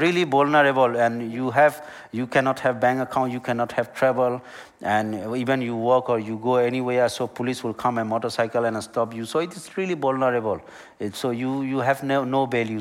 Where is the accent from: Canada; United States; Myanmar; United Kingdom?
Myanmar; Rakhine State; English is a second language; also born or lived in Malaysia; now in Australia; the violence started in my hometown, in my village